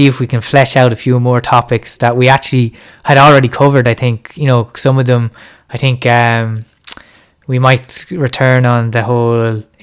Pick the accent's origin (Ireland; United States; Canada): Ireland; even as Irish fans